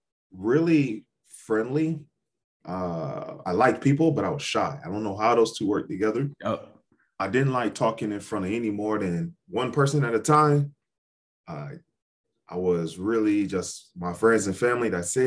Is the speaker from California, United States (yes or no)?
no; Ohio, United States; moved away; I grew up in Ohio. And I think that was an important part of who I am. I've lived in about four different states since then. And I'm actually headed back to Atlanta 2022.